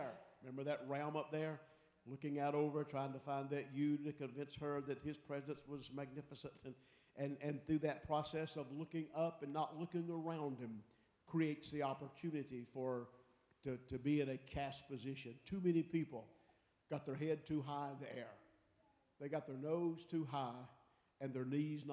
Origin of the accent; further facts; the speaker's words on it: Pickens, South Carolina, United States; growing up in South Carolina over in Pickens